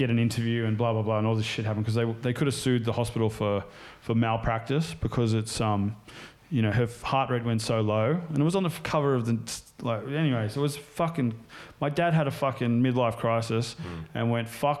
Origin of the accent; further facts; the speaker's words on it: Sydney, New South Wales, Australia; also born or lived in United States; When I was growing up in Mona Vale in the Northern Beaches